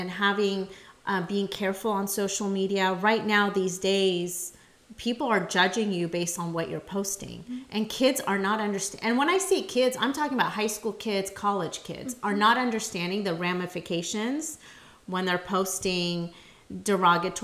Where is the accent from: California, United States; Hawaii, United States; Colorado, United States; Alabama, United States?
California, United States; San Jose; also born or lived in Modesto; I was born in San Jose